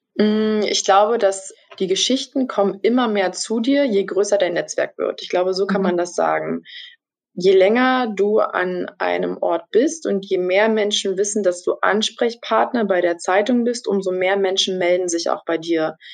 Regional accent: Brandenburg, Germany; moved away as an adult; now in Stralsund, Germany; Ich komme ursprünglich aus Brandenburg, lebe aber äh, seit dem letzten Jahr September, seitdem ich also das Volontariat begonnen habe, in Mecklenburg-Vorpommern, genauer gesagt in Stralsund.

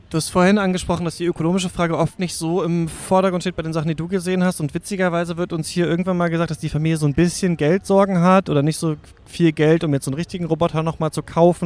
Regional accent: East Germany, Germany; ich bin in der DDR geboren

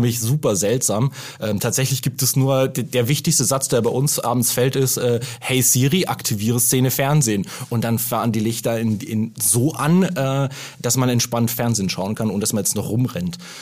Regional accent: Germany; als Deutscher

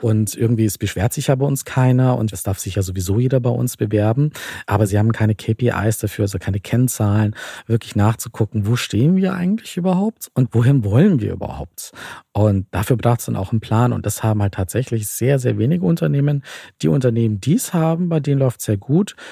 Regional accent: Bavaria, Germany; ich komme zum Beispiel aus Bayern und da heißt es bei uns so Spätzelwirtschaft

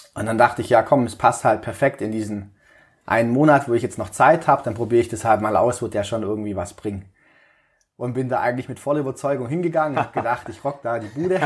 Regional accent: Balingen, Baden-Württemberg, Germany; moved away as an adult; also born or lived in Böblingen; bin in Balingen geboren und aufgewachsen, so südlich von Tübingen nochmal, 50 Kilometer circa

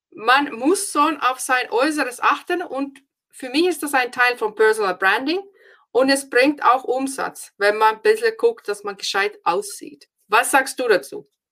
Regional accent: Finland; German is a second language; moved away as an adult; now in Germany; Ich bin ja aus Finnland

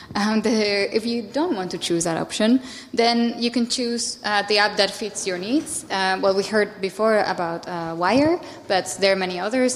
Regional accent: Spain; I'm from Spain

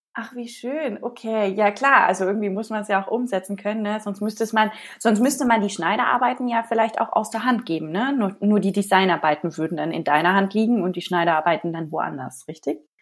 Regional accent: Ansbach area, Bavaria, Germany; aus meiner Heimatregion

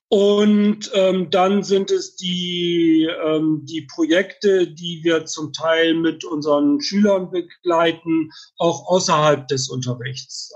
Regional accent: Bremerhaven, Bremen, Germany; moved away as an adult; also born or lived in Freiburg; now in Heidelberg, Germany; Also ursprünglich ähm, komme ich dann tatsächlich aus Bremerhaven, bin dort geboren, habe ähm, dort 1983 mit der Ausbildung zum Orthopädietechniker angefangen

